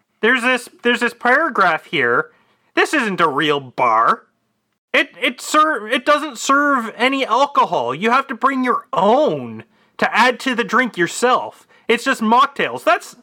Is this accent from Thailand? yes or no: no; Canada; I'm from Canada. I know my pine cones.